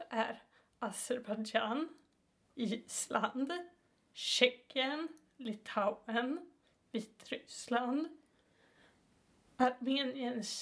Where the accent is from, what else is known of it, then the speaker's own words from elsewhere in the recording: Sweden; vi är tre svenskar